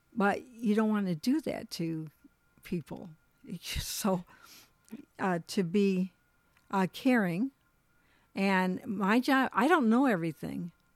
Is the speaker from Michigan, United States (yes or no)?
yes; Michigan, United States; moved away as an adult; also born or lived in Colorado; We moved back to, we're from Michigan, but we lived in Colorado, moved back to Michigan.